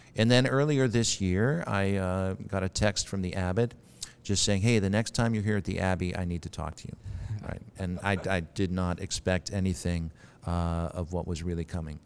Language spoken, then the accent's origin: English; Milwaukee, Wisconsin, United States; moved away as an adult; also born or lived in Southern California / Minneapolis, Minnesota; now in Springfield, United States; having been born and raised in Milwaukee, Wisconsin